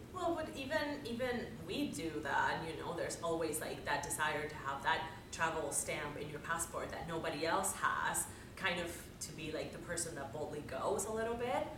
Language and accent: English; Dominican Republic; moved away as an adult; I was born and raised in the Dominican Republic